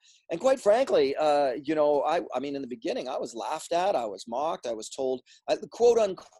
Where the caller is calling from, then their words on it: Oregon, United States; Well, right now I'm in Southern Oregon, just sort of north of the California border